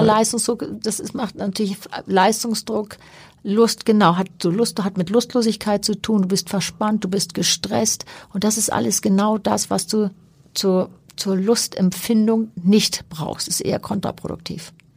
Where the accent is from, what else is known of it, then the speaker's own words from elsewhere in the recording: Hamburg, Germany; Ich bin Hanseatin durch und durch, bin hier geboren und äh, bin hier gerne. Ich war zwischendurch natürlich mal woanders, aber ich bin schon sehr gerne auch in Hamburg und als Hamburgerin unterwegs.